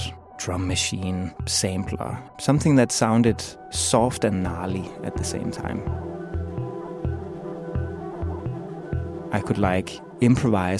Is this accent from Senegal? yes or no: no; Copenhagen, Capital Region of Denmark, Denmark; I'm from Copenhagen, Denmark